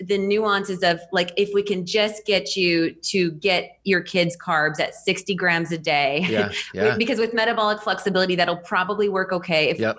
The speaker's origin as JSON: {"language": "English", "region": "Wisconsin", "country": "United States", "said": "I'm in Austin, Texas now. Yeah. I've been in Texas for over a decade, but I'm from between Milwaukee and Madison."}